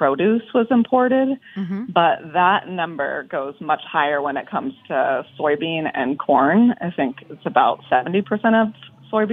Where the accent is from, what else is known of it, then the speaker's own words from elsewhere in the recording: California, United States; also born or lived in Bay Area; now in New York, United States; I'm from California, and I spent a lot of time in the Bay Area